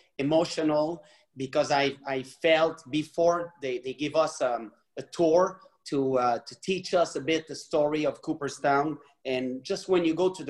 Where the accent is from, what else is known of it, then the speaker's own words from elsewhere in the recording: Mont-Royal, Quebec, Canada; first language French; English is a second language; when I was a kid, my dad made a good deal and became rich. So we moved to Mont-Royal, and it was a very nice places. And I didn't speak English at this time